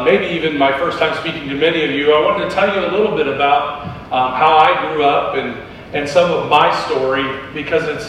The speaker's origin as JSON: {"language": "English", "region": "Midwest", "country": "United States", "tie": "born or raised there", "also_born_or_lived": "New Hampshire", "moved": "yes", "said": "I grew up in the Midwest. And in the Midwest, we had this cultural belief"}